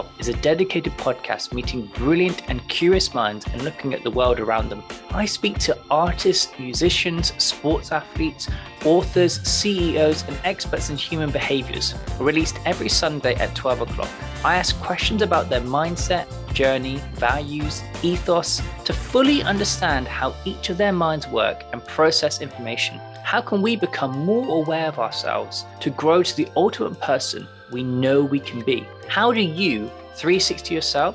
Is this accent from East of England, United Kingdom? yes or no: no; Devon, South West England, United Kingdom; now in London, United Kingdom; in my hometown in Devon